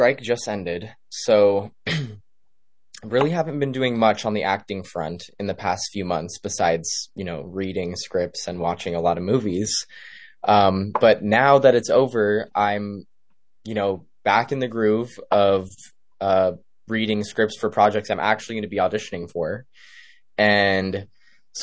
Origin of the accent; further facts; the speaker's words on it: Los Angeles, California, United States; I'm from Los Angeles